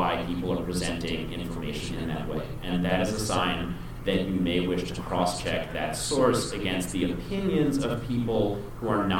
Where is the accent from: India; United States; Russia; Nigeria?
United States; New York City, New York; Growing up in New York City, I didn't realize that because there's so many Catholics